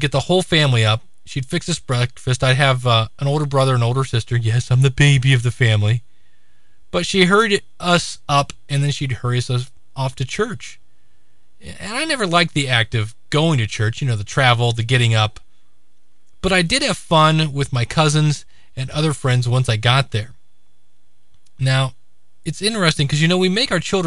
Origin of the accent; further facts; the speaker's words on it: Akron, Ohio, United States; here in my hometown of Akron, Ohio